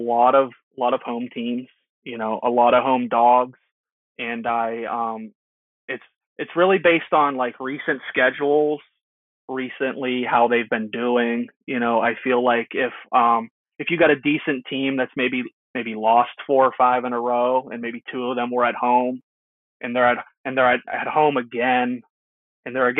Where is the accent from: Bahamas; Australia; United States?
United States; Pittsburgh, Pennsylvania; I'm from Pittsburgh